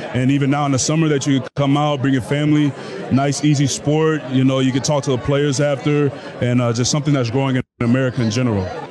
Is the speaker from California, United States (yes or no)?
yes; the Bay Area, California, United States; moved away; I'm from the Bay Area, I'm from California